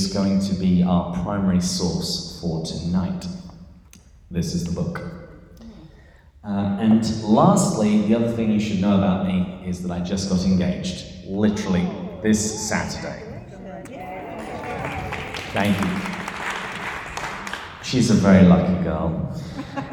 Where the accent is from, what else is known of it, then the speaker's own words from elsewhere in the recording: England, United Kingdom; moved away as an adult; now in San Diego, United States; this is not a San Diegan accent. I am from England, but I've lived here for, I think, about 12 years now